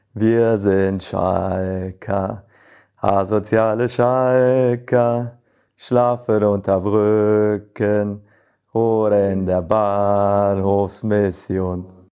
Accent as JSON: {"language": "German", "region": "North Rhine-Westphalia", "country": "Germany", "also_born_or_lived": "Leverkusen", "said": "Ich komme aus der Region her"}